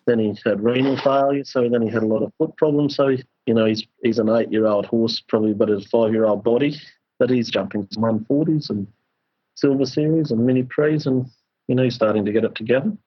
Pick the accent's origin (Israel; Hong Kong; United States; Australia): Australia; Queensland; as a Queenslander